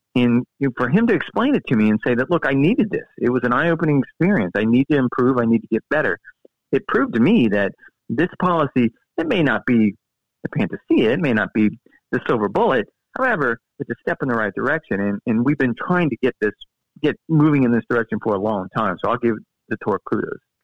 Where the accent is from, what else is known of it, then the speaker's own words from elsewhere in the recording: Florida, United States; I grew up in Florida